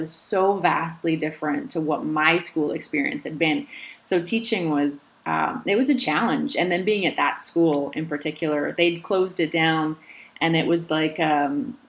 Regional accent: Alberta, Canada; born or raised there; now in Slovenia

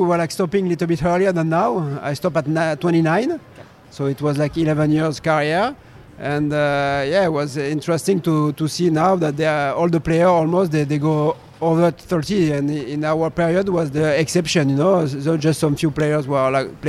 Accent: Pau, Nouvelle-Aquitaine, France; I decided to go in my hometown in Pau, southwest of France. I love this region, and I built my own team

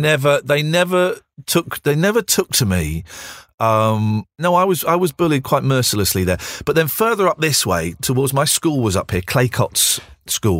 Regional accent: Slough, South East England, United Kingdom; also born or lived in Windsor; I used to pretend that I didn't come from Slough. I used to pretend I came from Windsor

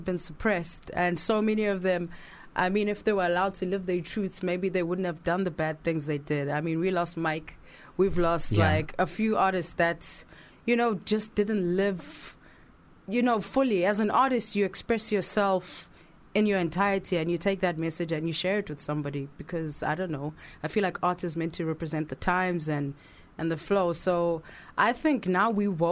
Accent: South Africa; first language Zulu; English is a second language; now in United Kingdom; I'm from South Africa. I speak Zulu.

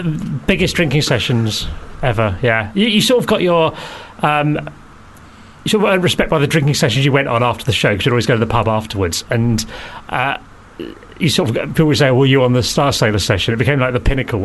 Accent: Kent, South East England, United Kingdom; I grew up in Kent in the 80s

